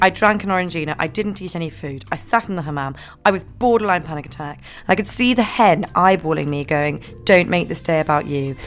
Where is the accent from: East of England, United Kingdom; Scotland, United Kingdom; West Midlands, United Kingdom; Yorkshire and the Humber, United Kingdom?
Scotland, United Kingdom; I'm from Scotland